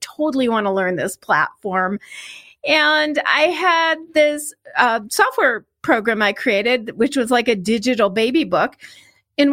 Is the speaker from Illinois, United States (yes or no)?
yes; Chicago, Illinois, United States; I grew up in the Chicago area